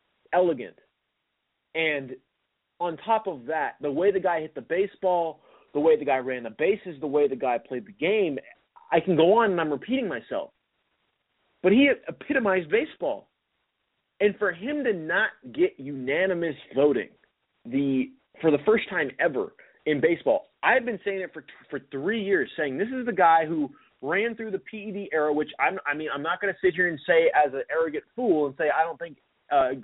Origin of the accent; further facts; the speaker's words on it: Seattle, Washington, United States; I grew up in Seattle, I grew up here